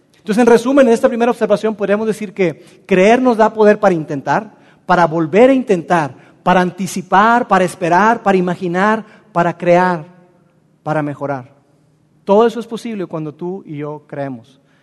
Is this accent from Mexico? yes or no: yes; Mexico; nosotros como mexicanos lo experimentamos